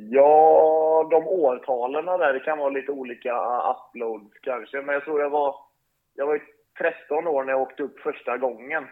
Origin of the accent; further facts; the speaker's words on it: Sweden; moved away as an adult; also born or lived in Northern Norway; now in Norway; hemma där jag kommer ifrån i den delen av Sverige så är det ju väldigt mycket näringsfattiga vatten